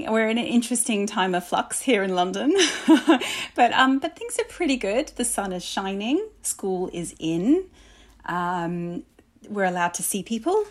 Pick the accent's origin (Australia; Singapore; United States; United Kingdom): Australia; accent: Australian; as soon as I'm surrounded by Australians, my accent comes back